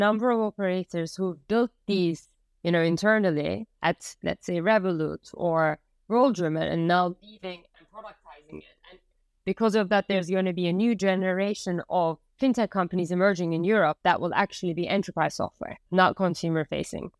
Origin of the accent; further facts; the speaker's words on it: Turkey; moved away as an adult; also born or lived in United States; I was born and raised in Turkey